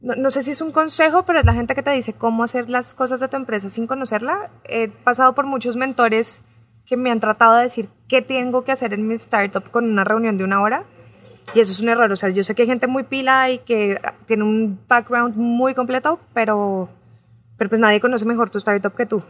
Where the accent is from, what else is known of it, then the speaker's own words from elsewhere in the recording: Colombia; moved away as an adult; now in Mexico; yo soy una colombiana abogada que se vino a abrir su startup en México